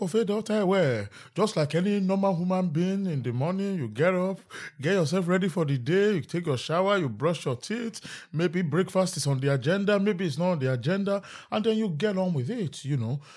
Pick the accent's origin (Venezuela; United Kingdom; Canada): United Kingdom; London; Peckham has always feel like home